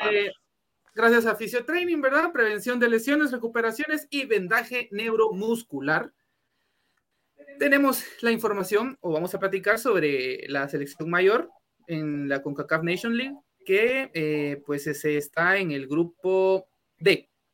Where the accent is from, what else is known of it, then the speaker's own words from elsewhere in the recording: Guatemala; Somos tan malos guatemaltecos